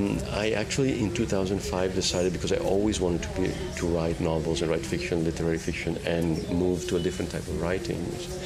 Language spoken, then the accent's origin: English; Italy; English is a second language; now in United States; So I think what's happening there is I see it happening in my home country in Italy as well. Of course, I've seen it in the adopted country of America as well.